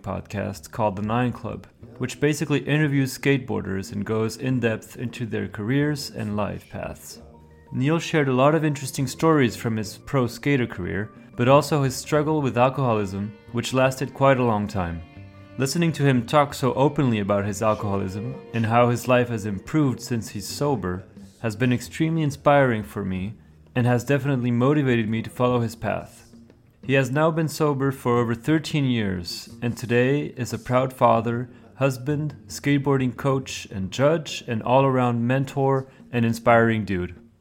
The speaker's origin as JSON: {"language": "English", "town": "Paris", "region": "Île-de-France", "country": "France", "second_language": "English", "said": "I'm 33 years old from Paris, France"}